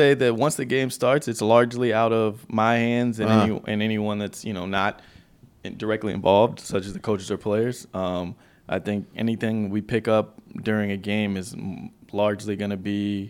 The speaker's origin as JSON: {"language": "English", "town": "Memphis", "region": "Tennessee", "country": "United States", "tie": "born or raised there", "said": "Memphis, Tennessee."}